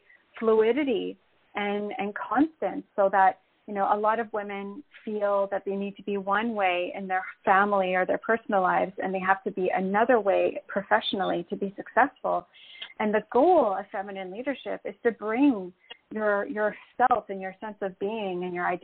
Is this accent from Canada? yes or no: yes; Canada; moved away as an adult; now in Puerto Rico; Well, I live in Puerto Rico. But I'm originally from Canada, so I actually made this move during the pandemic